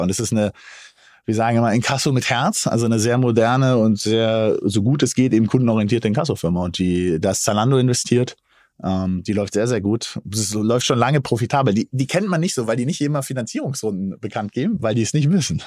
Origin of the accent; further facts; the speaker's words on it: Berlin, Germany; als gebürtiger Berliner